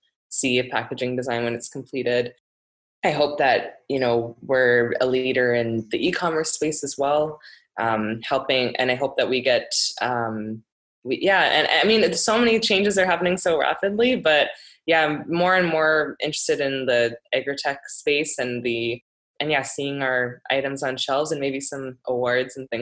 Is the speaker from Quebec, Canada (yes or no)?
no; Ontario, Canada; now in Vancouver, Canada; I am originally from Ontario